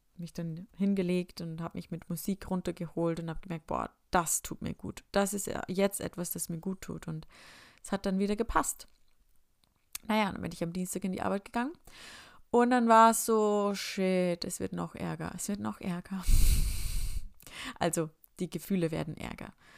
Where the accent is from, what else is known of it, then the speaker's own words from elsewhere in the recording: Upper Austria, Austria; moved away; bin ich heimgefahren nach Oberösterreich in meine Heimat